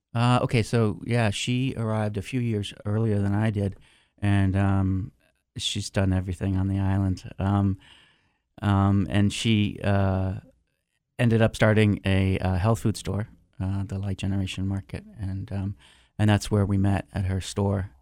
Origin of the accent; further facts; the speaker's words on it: Concord, Massachusetts, United States; moved away; in high school, I worked for eighty-nine point three F M Concord, um, Massachusetts. I was their D J on there. High School Radio Station